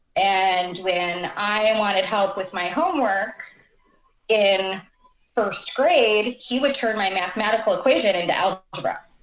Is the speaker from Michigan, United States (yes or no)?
yes; Clarkston, Michigan, United States; moved away as an adult; also born or lived in Pontiac, Michigan / White Lake, Michigan / Washington; I was born in Pontiac, and we lived in White Lake until my brother was born, and then we um, moved ended up in Clarkston